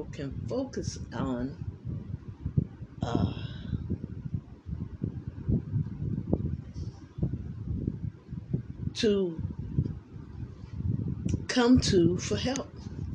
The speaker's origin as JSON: {"language": "English", "country": "United States", "said": "I love this country. It's the only country I know"}